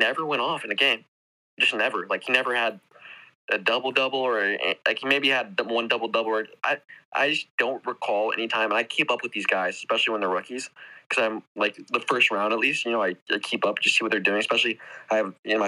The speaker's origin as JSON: {"language": "English", "town": "Dallas", "region": "Texas", "country": "United States", "said": "I'm from Dallas"}